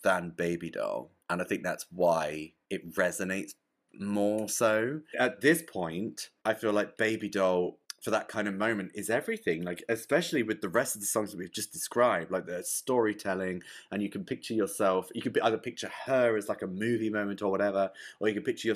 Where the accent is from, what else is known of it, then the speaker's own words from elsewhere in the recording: England, United Kingdom; I'm English as well. I don't talk like this like American stuff